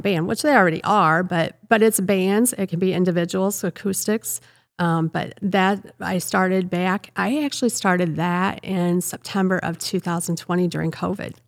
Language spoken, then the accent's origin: English; Rock Falls, Illinois, United States; I um, grew up in Rock Falls, born and raised in Rock Falls